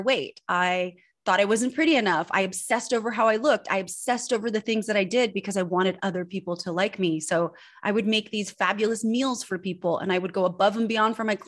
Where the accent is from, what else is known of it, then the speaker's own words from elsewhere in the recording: Northern California, United States; also born or lived in Switzerland; I was born in Switzerland and I grew up in Northern California